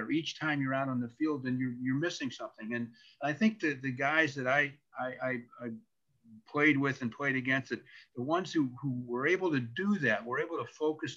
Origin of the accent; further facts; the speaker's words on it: St. Louis, Missouri, United States; growing up in St. Louis, where I in the Midwest